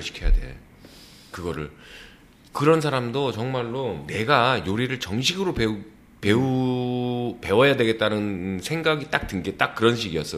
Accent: South Korea

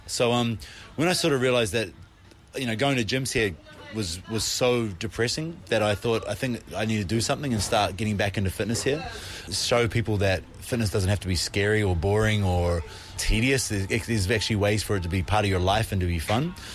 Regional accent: New Zealand; now in Korea; I'm from New Zealand.

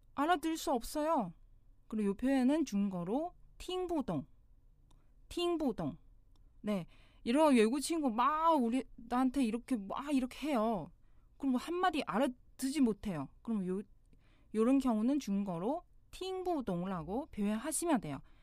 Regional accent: China; Korean is a second language; now in Seoul, South Korea; 저는 나는 중국 사람이에요.

